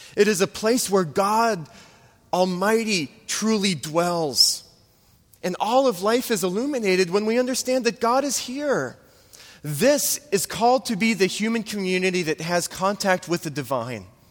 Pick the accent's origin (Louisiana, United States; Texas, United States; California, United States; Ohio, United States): Louisiana, United States; New Orleans; moved away; I'm from New Orleans.